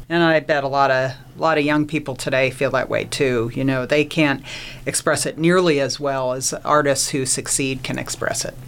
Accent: Plainfield, New Jersey, United States; I grew up in uh, New Jersey, in a small town called Plainfield, New Jersey, Central Jersey

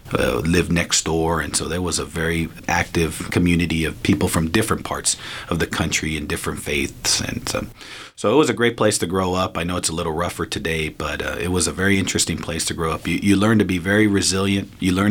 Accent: Los Angeles, California, United States; I grew up in East Los Angeles in Boyle Heights.

